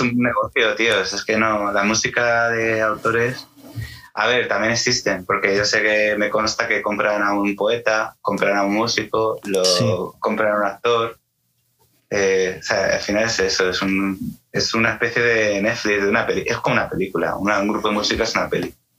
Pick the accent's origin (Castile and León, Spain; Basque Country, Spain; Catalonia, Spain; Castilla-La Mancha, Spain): Castilla-La Mancha, Spain; Toledo; yo soy de Toledo